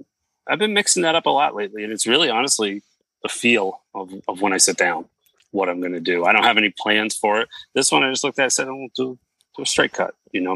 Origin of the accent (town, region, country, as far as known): Massachusetts, United States; born or raised there